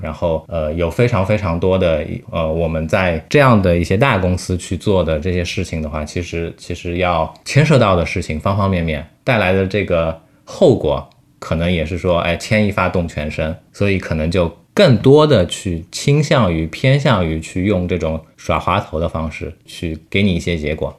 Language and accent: Chinese; China; 我们中国人